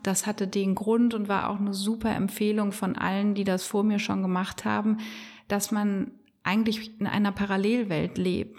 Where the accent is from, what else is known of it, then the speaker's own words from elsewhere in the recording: Bonn, North Rhine-Westphalia, Germany; Ich bin in Bonn im Marienhospital geboren